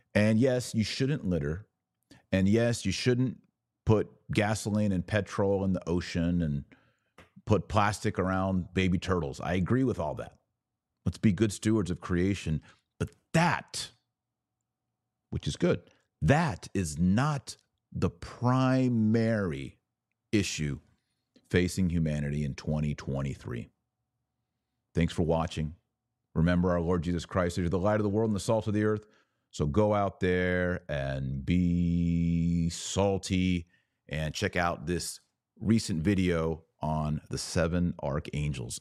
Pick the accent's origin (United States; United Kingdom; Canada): United States; Texas; as a Texan